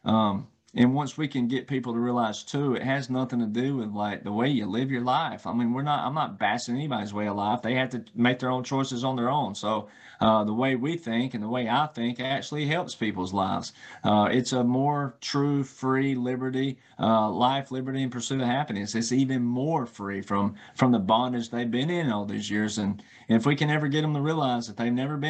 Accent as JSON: {"language": "English", "region": "the South", "country": "United States", "tie": "born or raised there", "said": "I grew up in the South, right? And I grew up in the Bible Belt."}